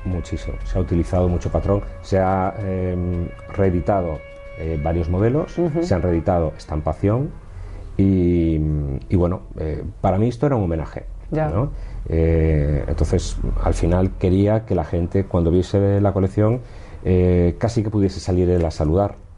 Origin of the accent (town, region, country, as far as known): Galicia, Spain; born or raised there; now in Madrid, Spain